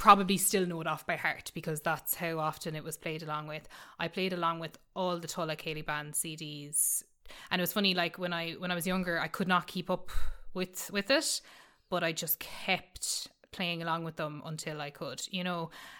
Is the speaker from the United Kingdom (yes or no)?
no; Milltown Malbay, Munster, Ireland; he's a big name in my hometown, of course, and synonymous with Milltown Malby, and will forever be.